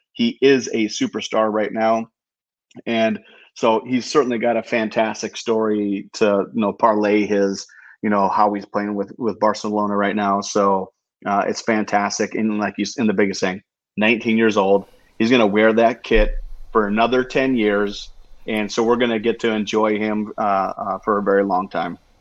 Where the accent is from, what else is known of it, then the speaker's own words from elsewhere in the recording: United States; As an American